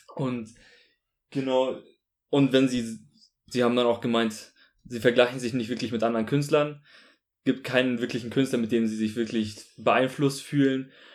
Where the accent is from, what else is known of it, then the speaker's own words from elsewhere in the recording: Munich, Bavaria, Germany; also born or lived in Augsburg; ich komme auch aus München